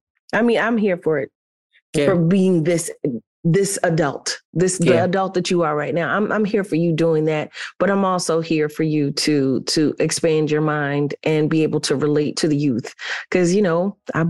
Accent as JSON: {"language": "English", "town": "Philadelphia", "region": "Pennsylvania", "country": "United States", "tie": "born or raised there", "said": "the city where I grew up in Philly."}